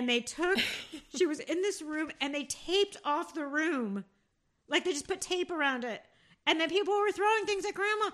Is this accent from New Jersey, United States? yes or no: yes; Rockaway, New Jersey, United States; grew up, well, Rockaway, New Jersey